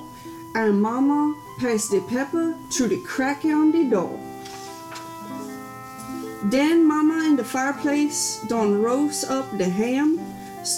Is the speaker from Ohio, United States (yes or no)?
no; Indiana, United States; I am from Indiana